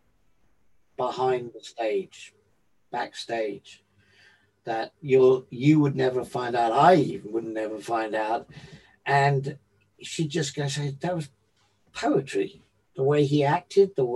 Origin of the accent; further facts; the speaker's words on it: London, United Kingdom; Being an English boy that didn't really have in London the sort of thing they were having down in the South